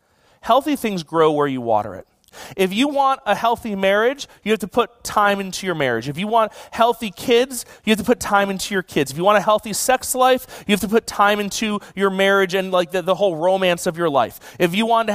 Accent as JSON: {"language": "English", "town": "Buffalo", "region": "New York", "country": "United States", "tie": "born or raised there", "moved": "yes", "lives_now": "California, United States", "said": "I grew up in Buffalo"}